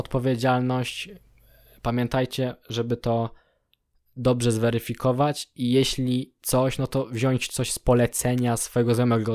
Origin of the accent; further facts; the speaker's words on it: Poland; now in Germany; jestem z Polski